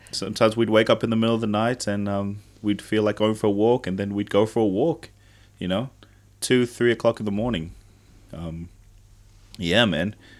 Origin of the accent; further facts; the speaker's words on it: Tonga; now in New Zealand; I grew up in Tonga, I remember quite vividly spending lots and lots of time with family